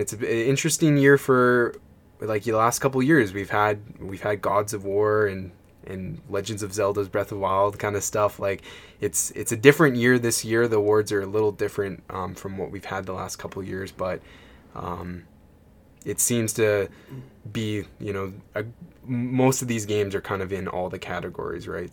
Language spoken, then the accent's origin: English; Canada; being a Canadian